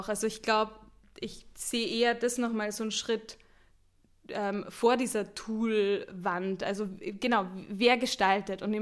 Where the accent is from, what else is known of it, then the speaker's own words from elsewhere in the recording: Austria; Ich bin Österreicherin. Ich dachte mir, ich nehme auch eine Band aus Österreich.